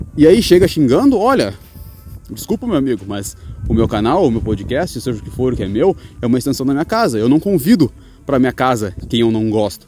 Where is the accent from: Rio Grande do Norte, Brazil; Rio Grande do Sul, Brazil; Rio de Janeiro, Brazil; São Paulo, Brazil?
Rio Grande do Sul, Brazil; now in Chaves, Portugal; Eu sou do Rio Grande do Sul